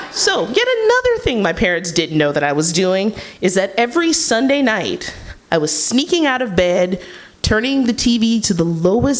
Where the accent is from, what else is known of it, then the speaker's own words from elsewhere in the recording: Kansas City, Missouri, United States; I'm a high school freshman in my hometown of Kansas City, Missouri.